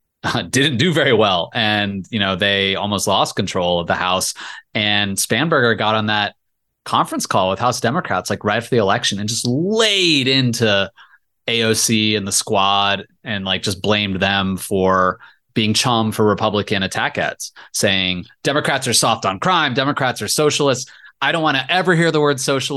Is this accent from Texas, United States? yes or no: no; Virginia's 7th district, United States; I grew up in Virginia's 7th district, and that was Eric Cantor's old seat